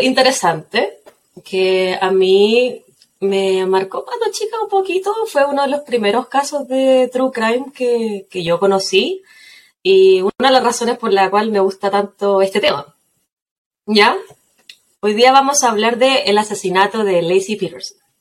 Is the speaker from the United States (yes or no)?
no; Quillota, Valparaíso, Chile; Yo soy de Quillota, así que uno o tomaba o no hacía nada más